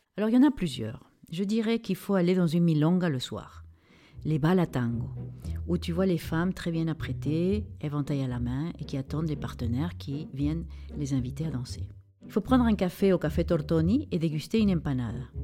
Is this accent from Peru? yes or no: yes; Lima, Peru; moved away; ma ville natale, Lima